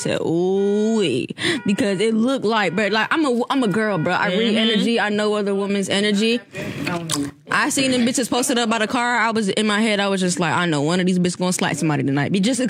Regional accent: Florida, United States; also born or lived in Arizona; I was born in Arizona. and I came to Florida when I was like 3, going on 4. So ever since I started school down here

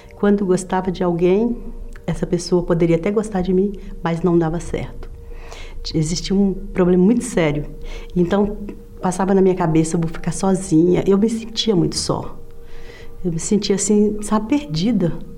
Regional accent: Minas Gerais, Brazil; moved away as an adult; now in São Paulo, Brazil; Eu nasci em Minas Gerais, sou de Minas Gerais

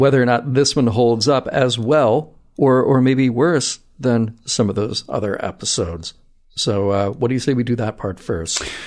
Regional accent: the South, United States; you and I both growing up in the South

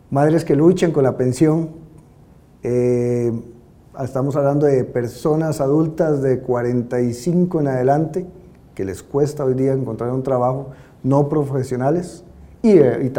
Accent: Cartago, Costa Rica

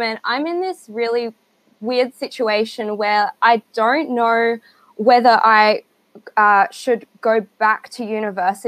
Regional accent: Adelaide, South Australia, Australia; I'm from Australia. I live in Adelaide, so I'm one state over.

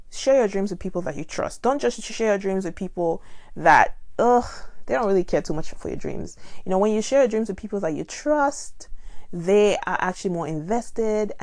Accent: Nigeria; now in United States; I'm from Nigeria and I find myself living in America

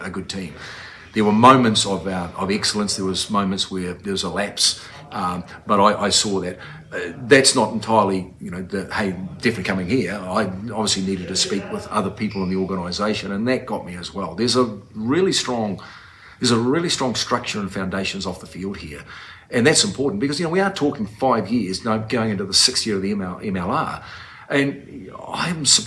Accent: New Zealand; moved away as an adult; now in Utah, United States; growing up in New Zealand

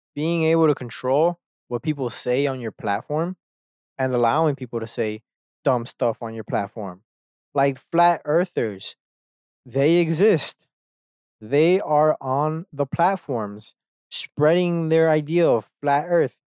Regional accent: Texas, United States; I grew up in Texas

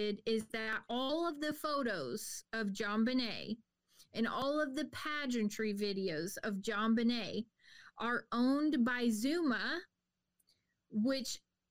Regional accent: Cleveland, Ohio, United States; I'm from the Cleveland, Ohio

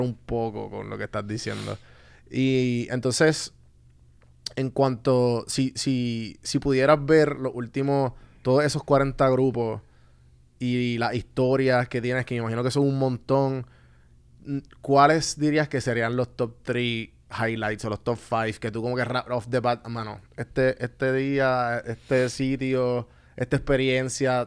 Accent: Puerto Rico; also born or lived in Atlanta; mi primer viaje fuera a Puerto Rico fue para Chile

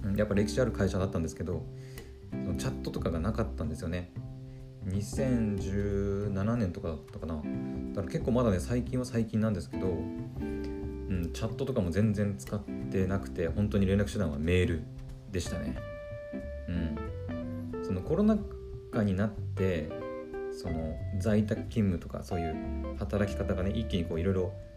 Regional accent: Aomori, Japan; 自分がねあの青森県出身なんですよ

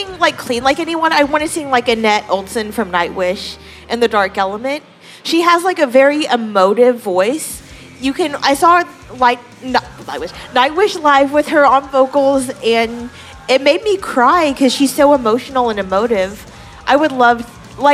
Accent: Oklahoma, United States; now in Austin, United States; I'm from Oklahoma

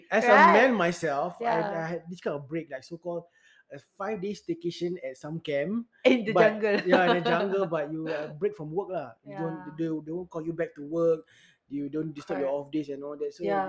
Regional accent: Singapore; as a Singaporean, I serve army also.

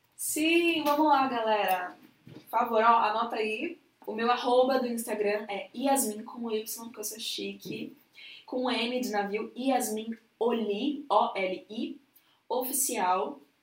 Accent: São Paulo, Brazil; also born or lived in Jaraguá, São Paulo; Eu sou de Pirituba City. Mas atualmente estou morando no Jaraguá, que não é muito distante

